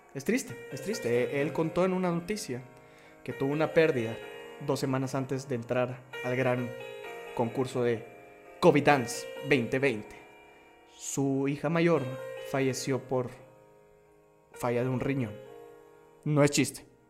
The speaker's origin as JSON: {"language": "Spanish", "country": "Guatemala", "said": "como influencer guatemalteco"}